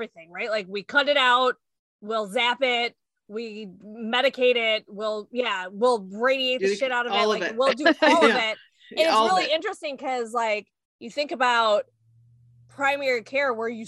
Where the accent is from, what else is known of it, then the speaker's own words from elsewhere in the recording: Orland Park, Illinois, United States; I grew up in Orland